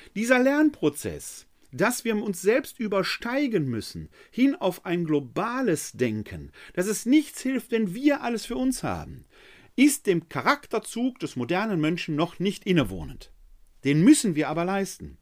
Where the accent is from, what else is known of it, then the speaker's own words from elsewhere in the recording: Ruhr area, North Rhine-Westphalia, Germany; ein Kind des Ruhrgebietes wie mich